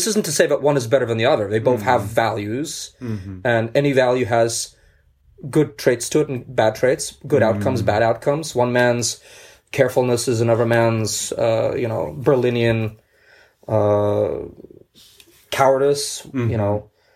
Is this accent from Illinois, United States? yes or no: no; New York City, New York, United States; also born or lived in Central Asia; I grew up in Brooklyn